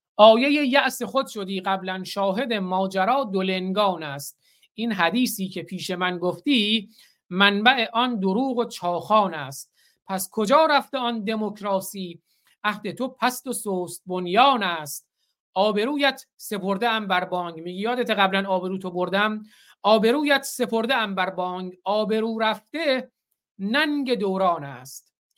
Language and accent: Persian; Bakhtiari homeland, Iran; زادگاه من همون زادگاه بختیاره